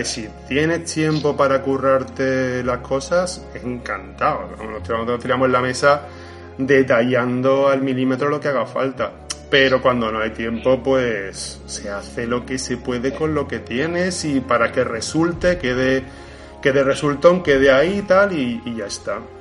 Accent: Montequinto, Andalusia, Spain; yo soy de Montequinto

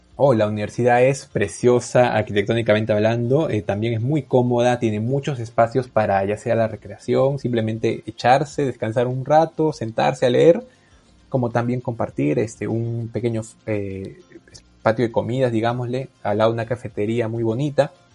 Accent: Peru; first language Spanish; soy peruano

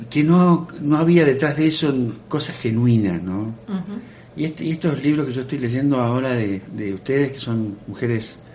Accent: Canals, Córdoba, Argentina; born or raised there; moved away

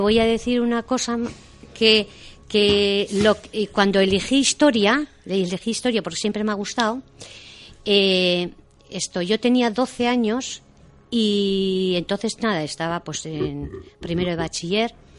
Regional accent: Deba, Basque Country, Spain; yo soy de Deva y Guipúzcoa y he, venido, o sea, bueno, he vivido siempre en Deva

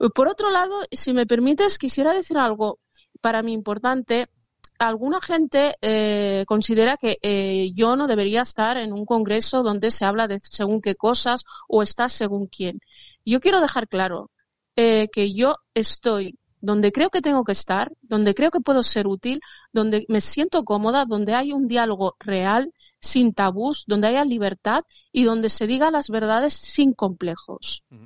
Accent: Spain; me considero una española que ama su país

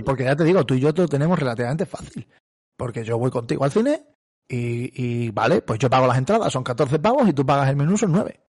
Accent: Cáceres, Extremadura, Spain; tú y yo somos de Cáceres

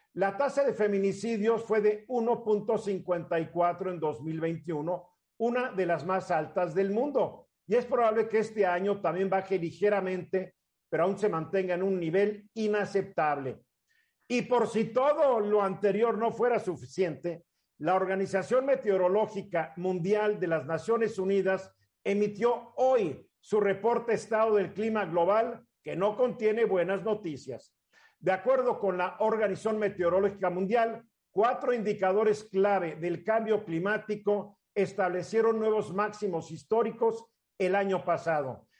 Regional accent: Mexico; also born or lived in Cuernavaca, Morelos; como mexicanos

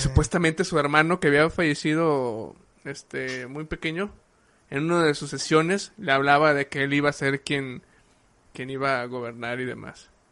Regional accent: Mexico; nosotros como, como cultura mexicana

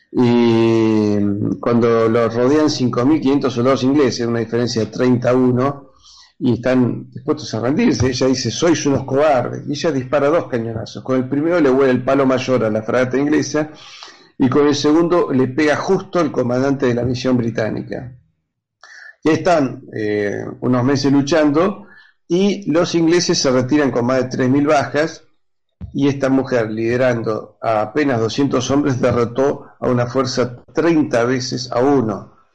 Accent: Argentina

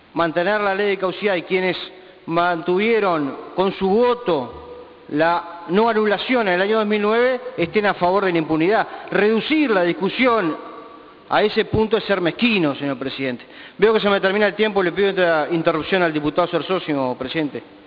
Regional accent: Uruguay; esos somos los uruguayos, gente que vota y que elige libremente a quien lo va a gobernar

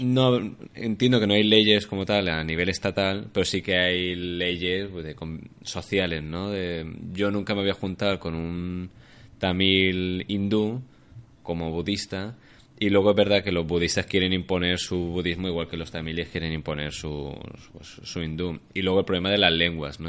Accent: Alicante, Valencian Community, Spain; moved away as an adult; now in Barcelona, Spain; soy de Alicante, llevo ya siete años en Barcelona viviendo y trabajando.

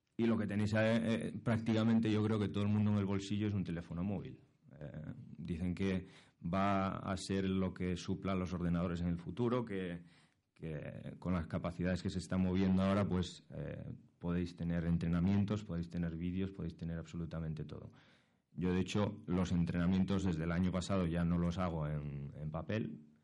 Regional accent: Asturias, Spain; moved away as an adult; now in Madrid, Spain; yo soy asturiano, llevo aquí en, Madrid dos años

